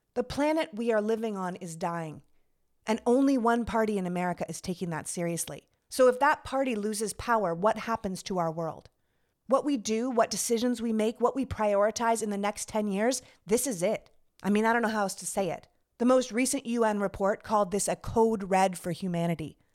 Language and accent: English; Toronto, Ontario, Canada; moved away as an adult; also born or lived in Montreal, Canada / New York, United States; now in United States; I was born and raised in Canada. I'm from Toronto